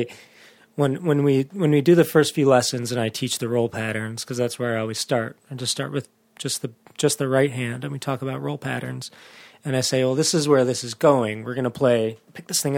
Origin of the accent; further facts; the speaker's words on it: Rochester Hills, Michigan, United States; I grew up in Rochester Hills